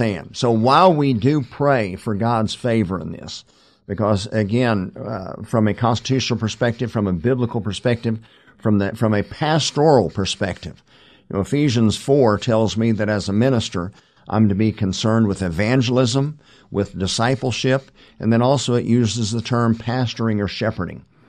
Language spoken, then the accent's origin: English; United States; as an American, and quite frankly, as a, as a Christian pastor